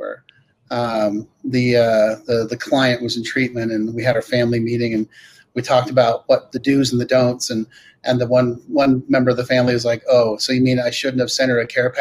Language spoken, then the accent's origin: English; California, United States; I grew up in California